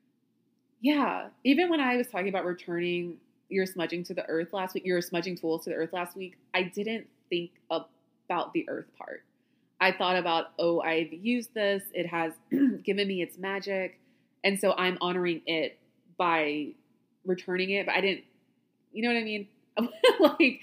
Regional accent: Louisiana, United States; I grew up in Louisiana

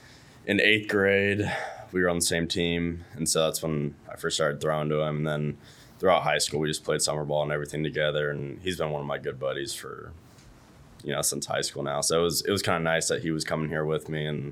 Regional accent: California, United States; I would go to Stanford games every once in a while, just because it's like, I mean, it's 40 minutes from my house.

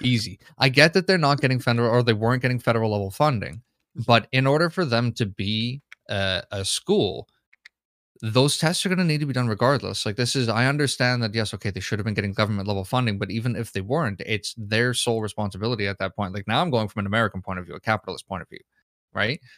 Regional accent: Canada; me being a Canadian citizen

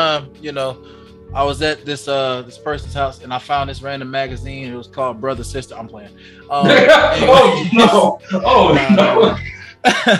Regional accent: Georgia, United States; I'm from Georgia. I don't know where you guys all are from around the world, but I lived in the countryside of Georgia

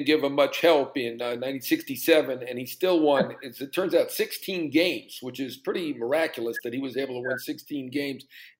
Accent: New York, United States; I grew up in New York. 1969, I was 8 years old.

